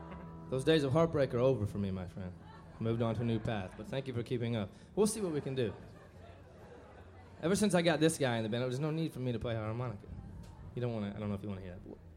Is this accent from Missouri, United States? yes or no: yes; St. Louis, Missouri, United States; We come from South City, St. Louis, Missouri.